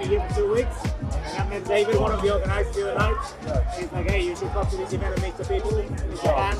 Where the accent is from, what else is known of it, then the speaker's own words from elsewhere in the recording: Peru; now in Thailand; I'm from Peru, originally from Peru.